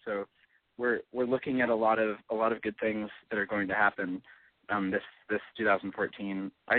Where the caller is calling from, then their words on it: Long Beach, California, United States; I'm 23 years old. I'm calling from Long Beach, California.